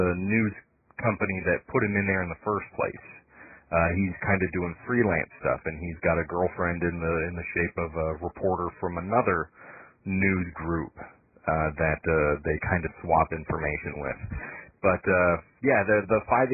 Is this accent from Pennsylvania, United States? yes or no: no; Big Rapids, Michigan, United States; moved away as an adult; also born or lived in Morley, Michigan; now in Tennessee, United States; growing up in Big Rapids and Morley